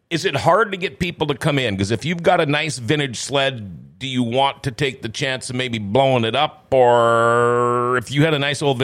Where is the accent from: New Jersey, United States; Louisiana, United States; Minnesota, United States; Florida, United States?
Minnesota, United States; Thief River Falls; I grew up in Thief River Falls, all right?